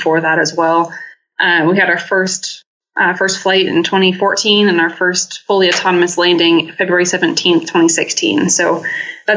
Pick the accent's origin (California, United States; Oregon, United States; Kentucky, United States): Oregon, United States; moved away as an adult; also born or lived in Utah; I grew up in Oregon